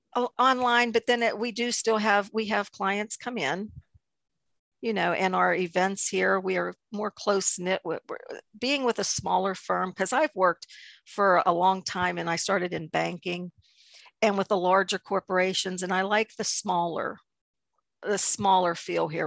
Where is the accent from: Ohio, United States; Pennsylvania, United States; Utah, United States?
Pennsylvania, United States; New Eagle; I am from New Eagle, about 25 miles south of Pittsburgh, little town of New Eagle